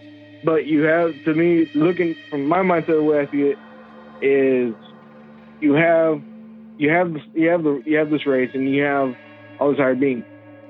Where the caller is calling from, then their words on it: Fort Worth, Texas, United States; calling from Texas, Fort Worth.